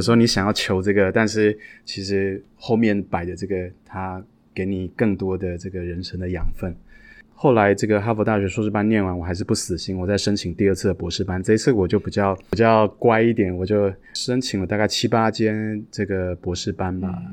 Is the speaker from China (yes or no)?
no; Taiwan; moved away as an adult; now in United States; 我是一个从小在台湾长大的孩子，一直到了三十几岁，我才，才有机会出国去留学跟感受外国的世界